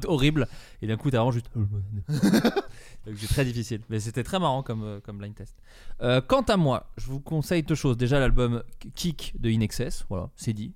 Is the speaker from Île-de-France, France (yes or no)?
no; Dijon, Bourgogne-Franche-Comté, France; on vient tous les deux de Dijon, de Bourgogne